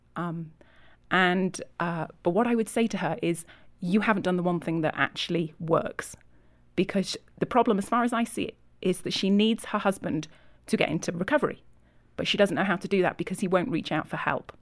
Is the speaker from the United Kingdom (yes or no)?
yes; Yorkshire and the Humber, United Kingdom; moved away as an adult; now in California, United States; I'm from England, from Yorkshire.